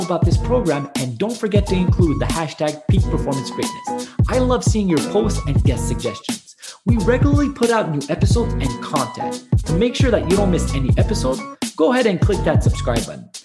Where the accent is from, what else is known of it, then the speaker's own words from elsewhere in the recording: Canada; I'm from Canada